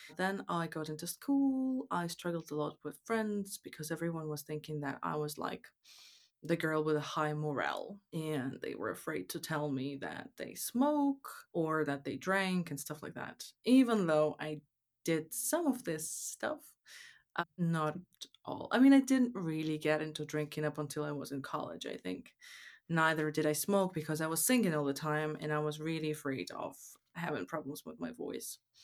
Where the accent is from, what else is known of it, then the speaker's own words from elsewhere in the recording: Moscow, Russia; now in Canada; I was born and raised in Moscow